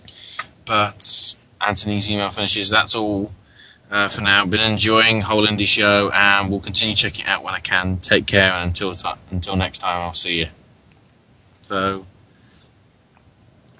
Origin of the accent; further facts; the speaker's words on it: United Kingdom; now in United States; I'm British